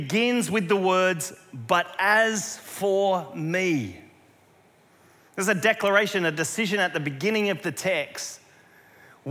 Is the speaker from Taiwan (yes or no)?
no; South Australia, Australia; moved away; near where we grew up in South Australia